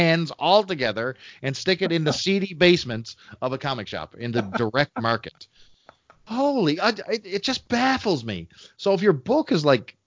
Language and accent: English; Canada; I'm a Canadian and damn proud of it